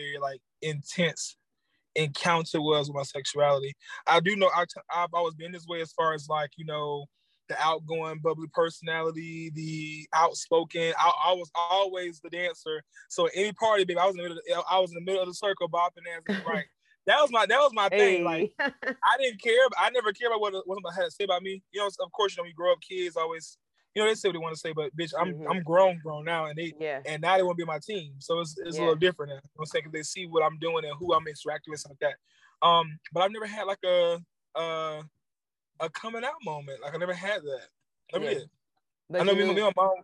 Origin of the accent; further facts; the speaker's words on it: Jacksonville, Florida, United States; moved away; I am from Jacksonville, Florida